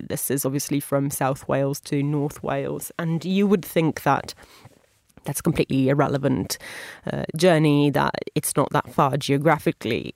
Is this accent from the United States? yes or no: no; Italy; my home country of Italy